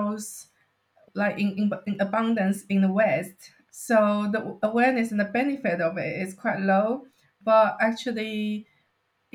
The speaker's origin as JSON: {"language": "English", "country": "China", "tie": "born or raised there", "moved": "yes", "lives_now": "United Kingdom", "said": "I grew up in China, we use bamboo products quite a lot"}